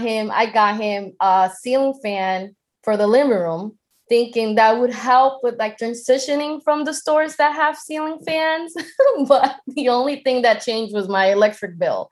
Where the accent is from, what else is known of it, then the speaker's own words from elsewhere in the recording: Boston, Massachusetts, United States; I'm from Boston